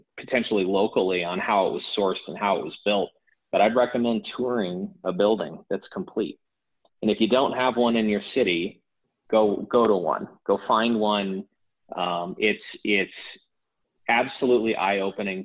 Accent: Canada; us, you know, being Canadian developers

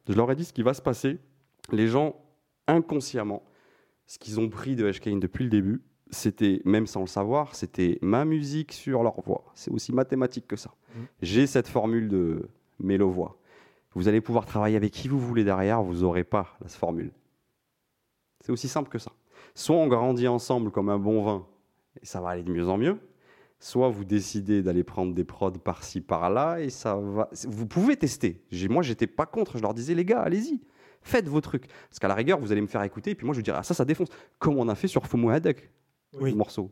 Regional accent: France; je suis franco-marocain, mais je suis, j'ai, j'ai grandi en France

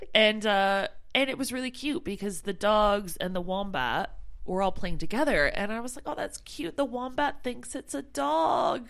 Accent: Canada; moved away as an adult; now in United Kingdom; I'm from Canada

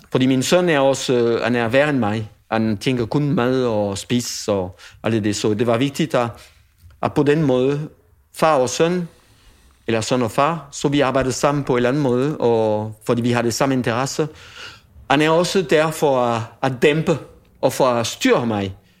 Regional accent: France; Danish is a second language; moved away as an adult; also born or lived in Paris / Toulouse; now in Denmark; den land, hvor jeg kommer fra, Frankrig selvfølgelig, men den område, hvor jeg kommer fra, det er bønne. Det er bønneområdet

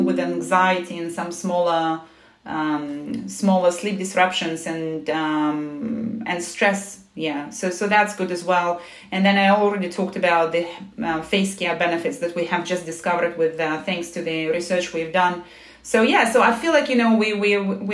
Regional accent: Moscow, Russia; moved away as an adult; also born or lived in United States; now in London, United Kingdom; I was born in Moscow

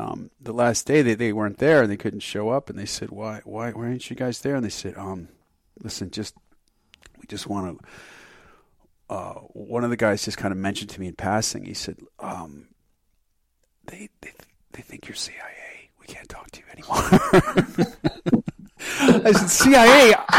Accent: United States; moved away; also born or lived in Germany; I grew up on the Canadian border

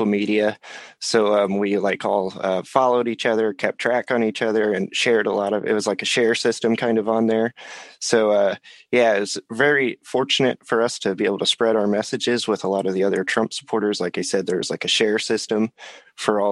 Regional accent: Illinois, United States; I grew up in Illinois.

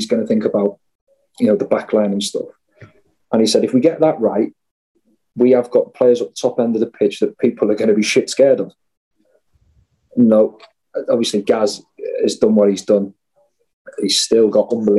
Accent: Wales, United Kingdom; as Welsh fans and players

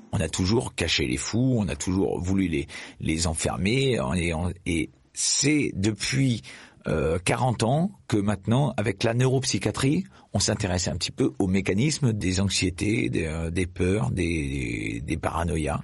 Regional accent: Clermont-Ferrand, Auvergne-Rhône-Alpes, France; je suis né à Clermont-Ferrand

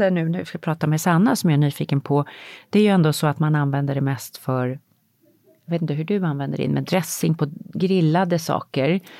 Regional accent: Kronoberg County, Sweden; nej, alltså jag växte upp på landet utanför Växjö.

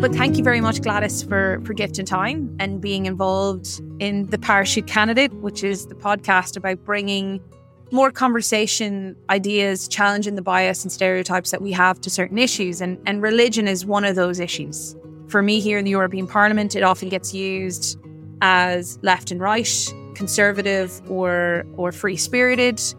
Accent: South Mayo, Connacht, Ireland; also born or lived in Boston, Massachusetts; I was born in Boston, Massachusetts, and moved to Ireland when I was, uh, seven to the small community

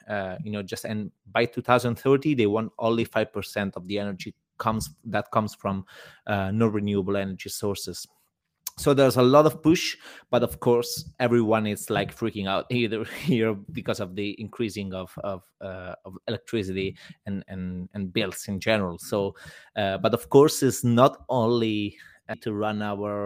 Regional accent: Italy; now in Berlin, Germany; In Italy, I come from Italy

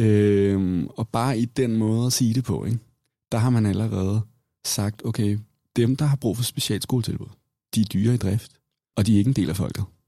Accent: Copenhagen, Capital Region of Denmark, Denmark; jeg er vokset op i København

